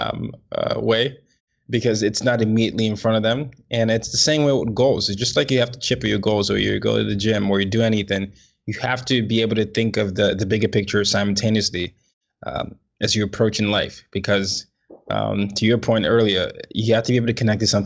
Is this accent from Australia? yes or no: no; Nigeria; I'm Nigerian, so we were colonized by United Kingdom